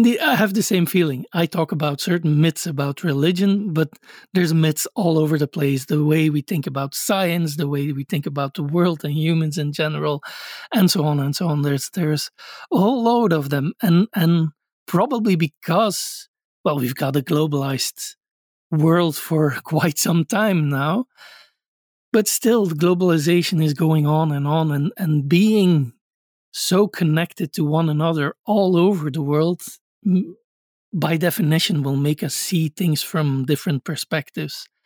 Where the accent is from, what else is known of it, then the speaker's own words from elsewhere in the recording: Belgium; I grew up in Belgium